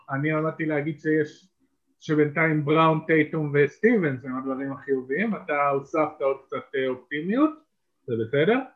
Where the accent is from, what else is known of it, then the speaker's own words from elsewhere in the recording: Eilat, Southern District, Israel; גדלתי באילת, השונית תלמידים.